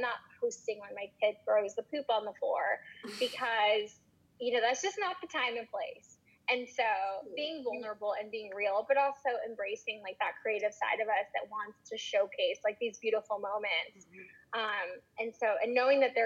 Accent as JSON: {"language": "English", "region": "Florida", "country": "United States", "tie": "born or raised there", "said": "growing up in Florida"}